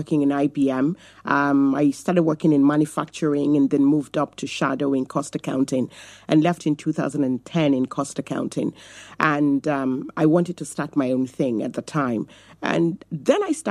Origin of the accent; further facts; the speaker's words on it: Nigeria; now in Navan, Ireland; I come originally from Nigeria, and I come from a polygamous home